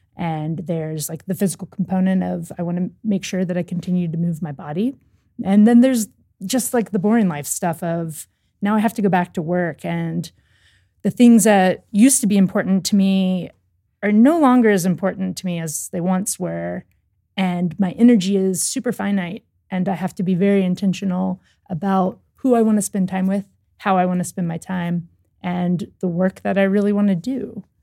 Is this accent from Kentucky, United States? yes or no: yes; Louisville, Kentucky, United States; I grew up in Louisville, Kentucky